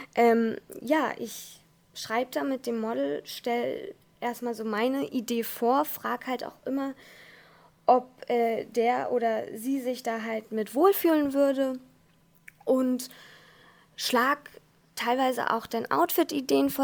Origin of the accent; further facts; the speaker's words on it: Hamburg, Germany; ich bin ja aus Hamburg